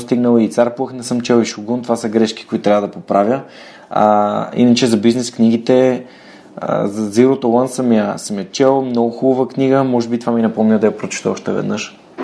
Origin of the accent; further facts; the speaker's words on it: Bulgaria; аз много се радвам, че съм българин